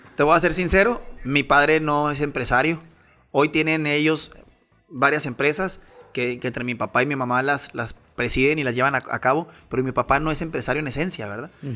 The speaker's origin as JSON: {"language": "Spanish", "region": "Chihuahua", "country": "Mexico", "said": "soy de Chihuahua, Chihuahua"}